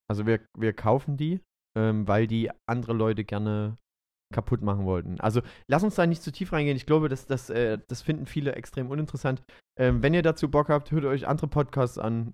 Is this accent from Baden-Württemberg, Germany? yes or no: no; Döbeln, Saxony, Germany; in meiner alten Heimatstadt in Döbeln. Das ist die Stiefelstadt in Sachsen.